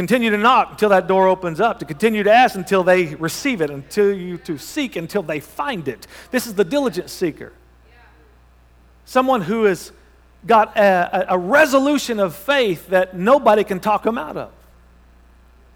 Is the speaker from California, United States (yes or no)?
no; Thackerville, Oklahoma, United States; moved away; Then you know where Thackerville is, all right? That's my hometown